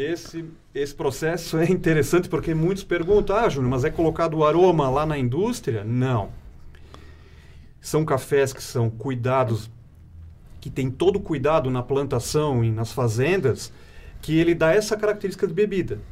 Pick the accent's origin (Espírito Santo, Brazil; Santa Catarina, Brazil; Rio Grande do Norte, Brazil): Santa Catarina, Brazil; Ibirama; Eu sou natural da cidade de Ibirama, uhum. né? moro atualmente em Ibirama também